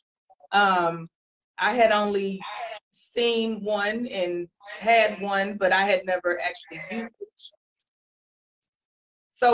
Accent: Dallas, Texas, United States; I am Dallas born, Dallas bred. I'm at home. I'm right here from Dallas. I graduated from Carter High School. Grew up in Oak Cliff, Pleasant Grove, Mesquite areas

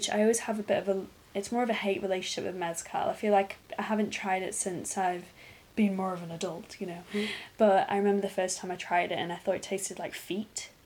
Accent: England, United Kingdom; As an English person

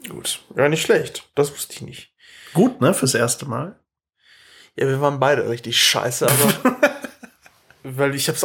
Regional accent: Hamburg, Germany; nee, das mache ich nicht doppel bin Hamburger.

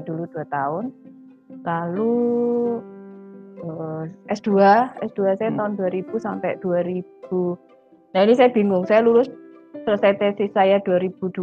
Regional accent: Sumatra, Jambi, Indonesia; also born or lived in Yogyakarta / Jakarta; now in Surabaya, Indonesia; masa kecil saya di di Sumatera di Jambi

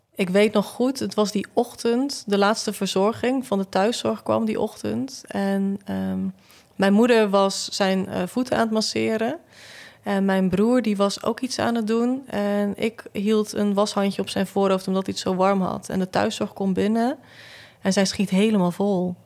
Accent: Zeelandic Flanders, Netherlands; now in Tilburg, Netherlands; ik kom uit Zeeuws-Vlaanderen

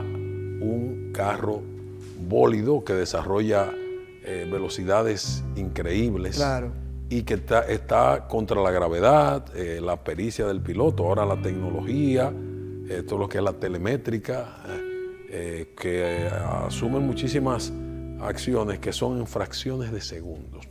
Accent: Santiago de los Caballeros, Santiago, Dominican Republic; Yo soy santiaguero, de pura cepa, nacido cerquita del yaque

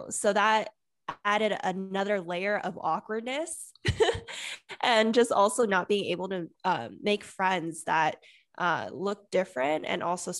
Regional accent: Bay Area, California, United States; I grew up in a suburb in the Bay Area where I remember going to preschool, it was predominantly white.

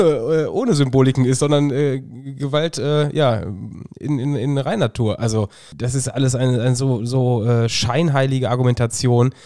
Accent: Germany; ich bin Deutscher

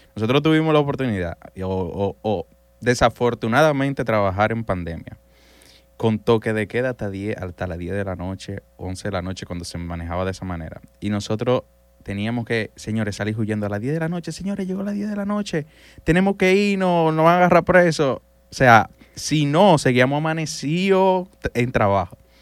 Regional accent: San Cristóbal, Dominican Republic; Yo soy de San Cristóbal

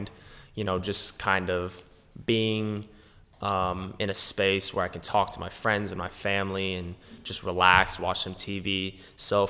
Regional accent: Pasadena, California, United States; also born or lived in Laguna Beach, California; So I was born in Pasadena

